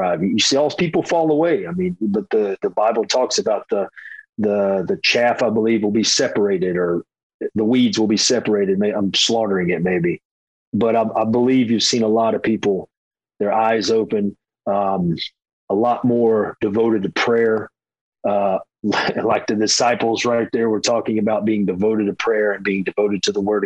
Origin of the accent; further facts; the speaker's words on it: Hickory, North Carolina, United States; the pastor at my church that I grew up in Hickory, North Carolina